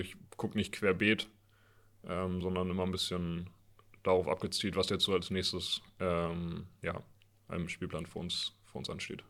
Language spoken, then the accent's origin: German; Northern Germany, Germany; als Norddeutscher